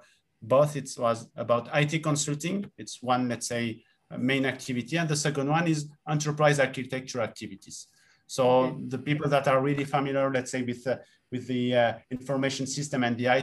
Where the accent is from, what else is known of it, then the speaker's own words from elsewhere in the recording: Tunisia; moved away as an adult; also born or lived in Rennes, France; So I grew up in Tunisia and I lived in Tunisia until, in fact, my, let's say 18 years old.